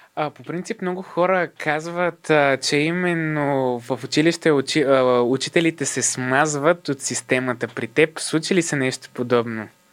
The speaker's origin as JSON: {"language": "Bulgarian", "country": "Bulgaria", "said": "сме българи"}